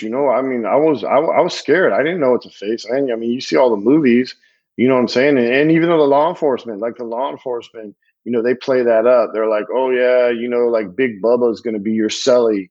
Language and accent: English; California, United States; I grew up in California